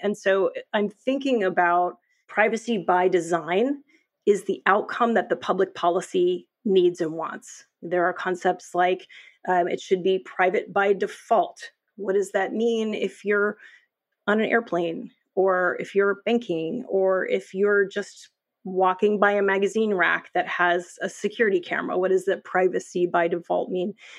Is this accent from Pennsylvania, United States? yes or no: no; New York, United States; I'm a New Yorker